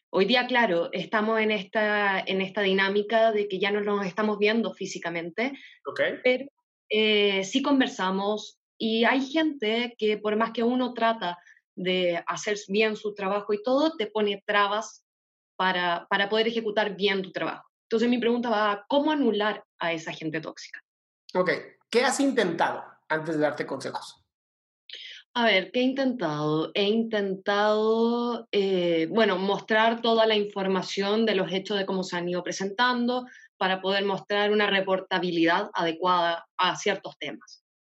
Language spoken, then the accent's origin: Spanish; Chile; ¿De dónde eres, eh? De Chile.